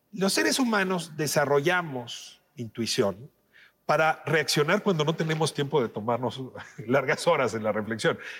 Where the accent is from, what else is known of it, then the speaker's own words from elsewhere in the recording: Mexico; 8 de cada 10 mexicanas y mexicanos queríamos